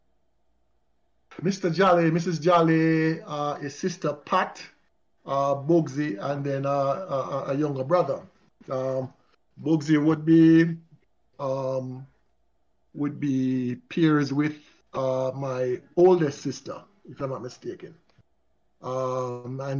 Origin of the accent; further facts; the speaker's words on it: Kingston, Jamaica; At age 6, I remembered vividly when we moved to Pembroke Hall. We moved from Lindus Road.